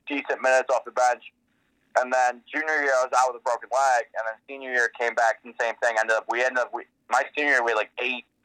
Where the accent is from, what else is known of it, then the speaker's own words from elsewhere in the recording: Brecksville, Ohio, United States; so I'm actually from Brecksville